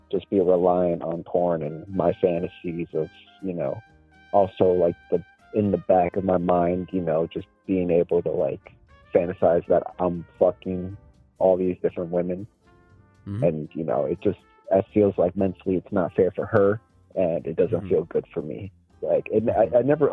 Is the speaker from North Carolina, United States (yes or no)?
no; Florida, United States; also born or lived in Mexico; my home state, Florida, and then my home country, Mexico